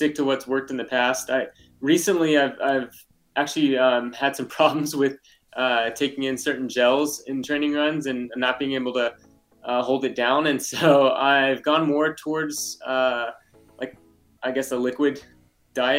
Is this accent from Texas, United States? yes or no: yes; Texas, United States; moved away; I grew up in Texas, so spent a lot of time in the heat when I was younger